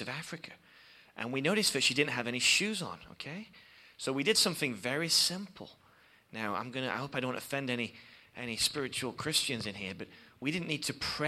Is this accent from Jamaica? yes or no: no; England, United Kingdom; we come from England, as you can probably tell by my accent